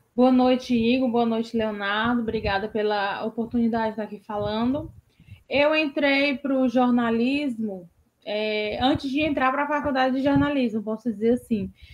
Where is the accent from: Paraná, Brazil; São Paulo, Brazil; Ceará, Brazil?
Ceará, Brazil; Fortaleza; No bairro onde eu cresci, que é Joaquim Távora, aqui de Fortaleza